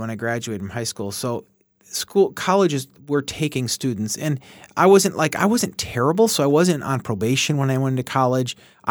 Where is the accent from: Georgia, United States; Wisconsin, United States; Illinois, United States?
Illinois, United States; Cicero; And that was okay. I was okay because I remember I was Cicero, a big city.